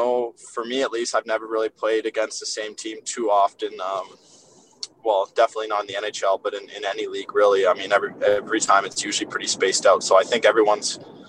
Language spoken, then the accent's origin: English; Vancouver, British Columbia, Canada; also born or lived in Winnipeg; I'm from Vancouver